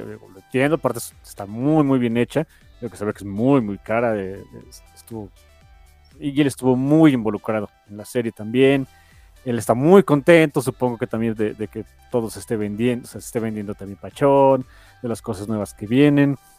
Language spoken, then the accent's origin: Spanish; Mexico; somos un país pobre.